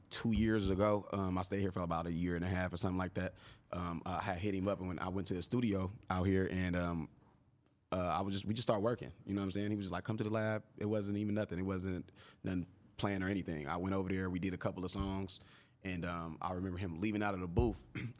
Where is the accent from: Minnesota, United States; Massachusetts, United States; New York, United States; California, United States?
California, United States; Oakland; I'm from Oakland.